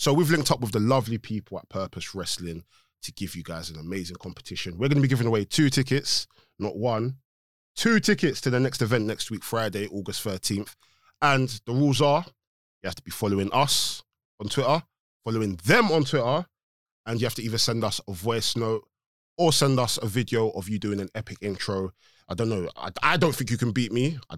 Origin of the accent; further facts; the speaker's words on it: Nigeria; I'm Nigerian.